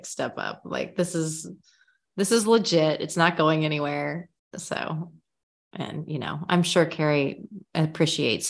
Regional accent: Missouri, United States; my home state

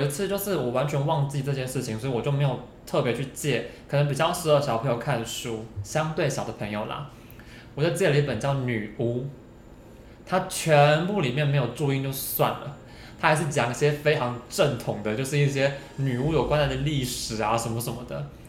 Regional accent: Hsinchu, Taiwan; 像我们新竹相对可能客家人比例再多一点点吧

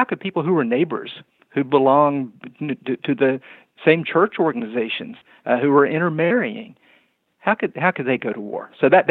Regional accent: Kingsport, Tennessee, United States; I grew up in Upper East Tennessee, in Kingsport, Tennessee, and went to Andrew Johnson Elementary School.

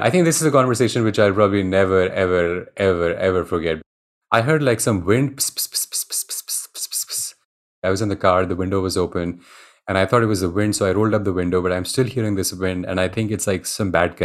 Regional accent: India; moved away as an adult; I grew up in India.

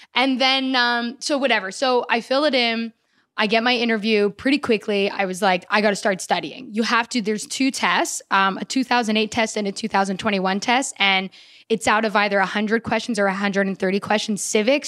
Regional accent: Canada; moved away as an adult; now in United States; I've been living here for ten years as a Canadian, but now I've been living here for about three weeks as an American

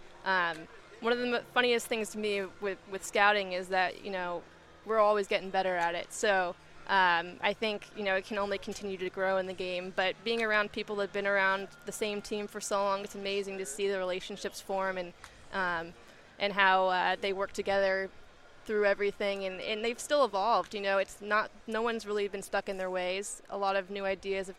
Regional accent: Marin, California, United States; growing up in Marin, going to high school there

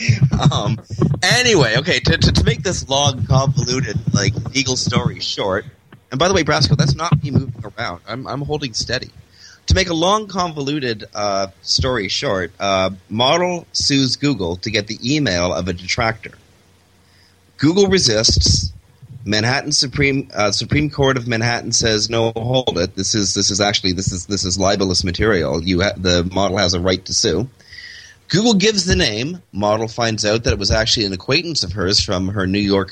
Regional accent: Toronto, Ontario, Canada; moved away; my old suburb, Etobicoke, where I grew up

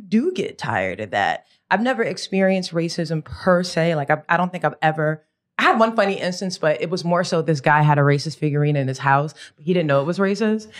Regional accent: United States; very American

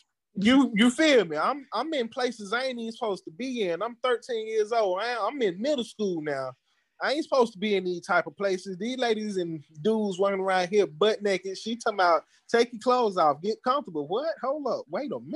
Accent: Atlanta, Georgia, United States; I'm from Atlanta

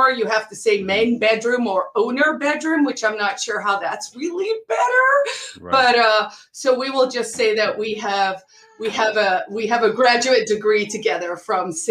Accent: South Africa; also born or lived in United States / Sweden; yes, I grew up in South Africa. Although I did grow up all over the year, uh, all over the world, because my dad actually was in the Foreign Service. So I did live in the states when I was little, and in Sweden

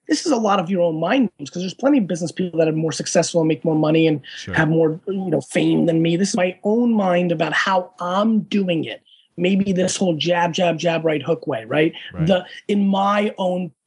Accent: Edison, New Jersey, United States; born or raised there; English is a second language; also born or lived in Russia / Dover, New Jersey

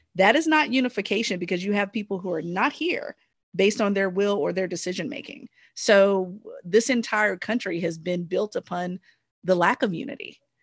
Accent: United States; ourselves as Americans

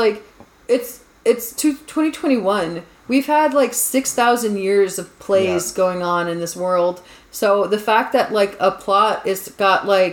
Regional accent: United States; also born or lived in Japan; I'm American

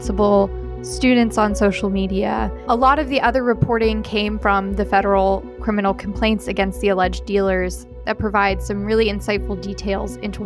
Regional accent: Ohio, United States; also born or lived in Appalachia; now in Dallas, United States; I'm originally from Ohio

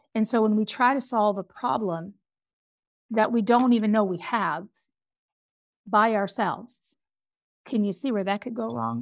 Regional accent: Pelham, New Hampshire, United States; I was born in a little town in New Hampshire, Pelham, New Hampshire

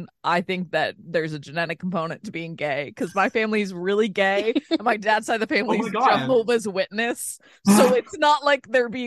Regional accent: Northeast, United States; also born or lived in North Carolina; grew up in the Northeast.

